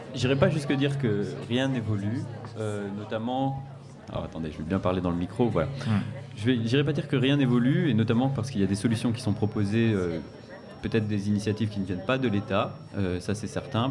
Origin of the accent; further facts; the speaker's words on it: Nancy, Grand Est, France; je viens de Nancy